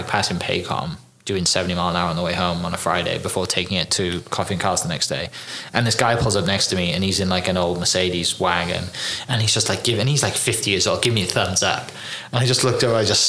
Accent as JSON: {"language": "English", "region": "Wales", "country": "United Kingdom", "tie": "born or raised there", "said": "I grew up in Wales"}